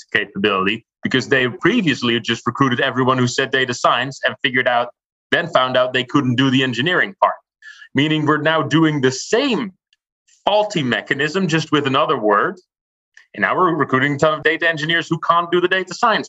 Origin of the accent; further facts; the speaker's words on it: Rotterdam, South Holland, Netherlands; my hometown of Rotterdam